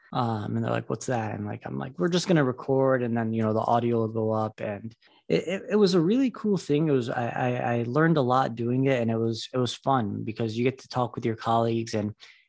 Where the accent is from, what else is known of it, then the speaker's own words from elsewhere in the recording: Detroit, Michigan, United States; So I'm my story is that I grew up in Metro Detroit. I went to Michigan State for medical school.